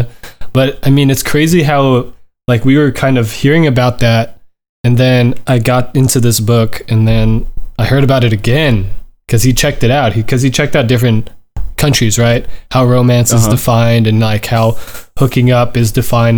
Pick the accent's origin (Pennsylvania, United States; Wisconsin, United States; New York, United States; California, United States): California, United States; Southern; I'm born and raised in SoCal